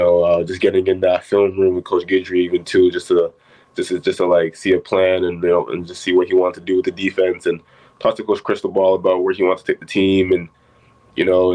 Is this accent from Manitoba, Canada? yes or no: no; Markham, Ontario, Canada; I was born in Markham, Ontario, about a couple of minutes outside Toronto, basically Toronto